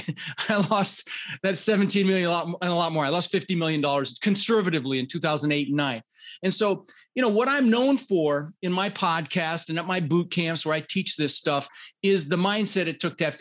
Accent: Denver, Colorado, United States; also born or lived in Netherlands; I immigrated this country when I was 6 years old. I was born in the Netherlands, Holland, wooden shoes, windmills. And we immigrated with my brother Albert, my mother's Vancha, and we ended up in Denver, Colorado

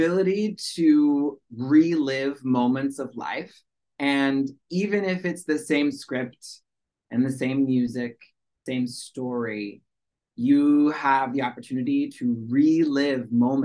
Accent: Washington, United States; first language American Sign Language; moved away as an adult; now in New York, United States; I grew up in Washington State, so like that's very far away from New York City.

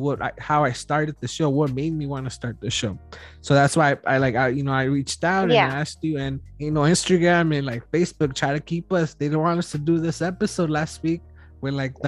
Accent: Wilmington, California, United States; I'm from Wilmington myself. I grew up on Freeze and Off.

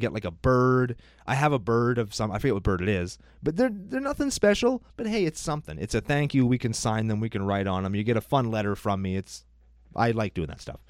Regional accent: Saskatchewan, Canada; We're Canadian

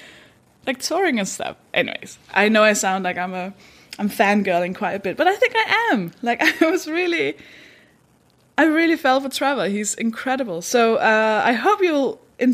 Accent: Denmark; English is a second language; I'm from Denmark. That should explain the accent

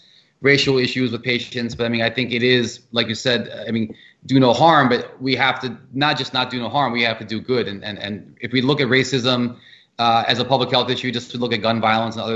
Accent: outside DC, Maryland, United States; I'm from DC, so I'll leave it at that. I'm from Maryland, right outside.

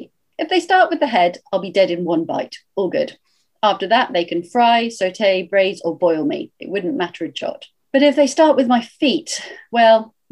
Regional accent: United Kingdom; because I am British, my register and range of reference tends to be more British

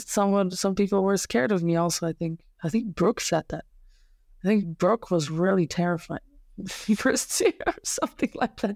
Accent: Serbia; English is a second language; moved away as an adult; also born or lived in Slovenia; now in Germany; when I was a kid, it was not even close to the conditions that, uh, now exist in my hometown

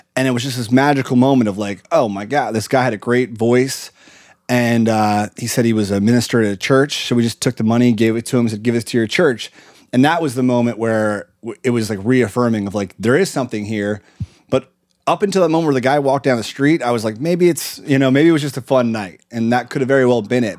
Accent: Lancaster, Pennsylvania, United States; moved away; we grew up in Lancaster, Pennsylvania, at a really great school called Conestoga Valley

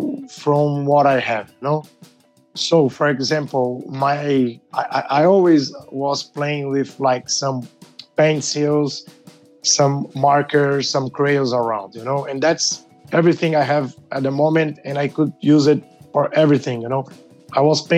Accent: São Paulo, Brazil; I'm from Brazil, São Paulo, one of the biggest cities in the world

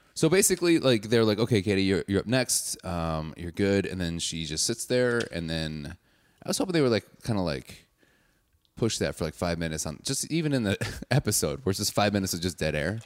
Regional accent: Wauwatosa, Wisconsin, United States; I'm from Wauwatosa, which is like a suburb

